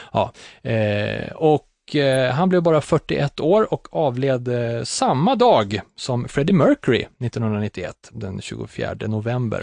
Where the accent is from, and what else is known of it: Katrineholm, Södermanland, Sweden; born or raised there